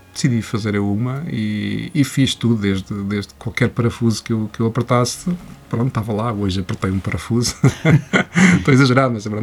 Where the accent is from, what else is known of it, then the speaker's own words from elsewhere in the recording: Coimbra, Centro, Portugal; moved away; na minha casa em Coimbra, porque eu sou de Coimbra